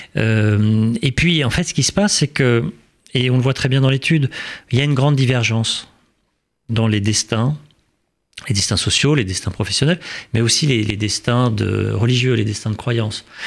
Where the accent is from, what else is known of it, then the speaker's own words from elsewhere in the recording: France; en tant que Français et en tant que musulman